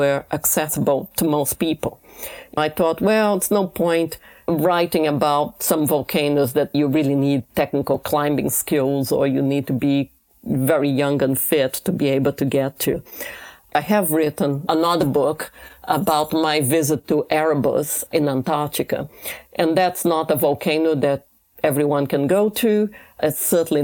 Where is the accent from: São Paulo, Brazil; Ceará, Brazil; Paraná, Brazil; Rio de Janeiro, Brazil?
Rio de Janeiro, Brazil; moved away; I grew up in Rio de Janeiro, right by the famous Ipanema beach.